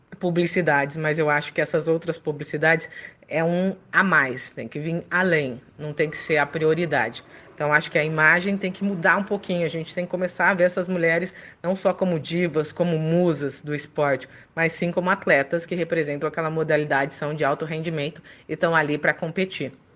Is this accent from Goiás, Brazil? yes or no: no; Catanduva, São Paulo, Brazil; also born or lived in Paraná / Bauru; Eu sou paranaense, mas eu fui criado no interior de São Paulo, em Catanduva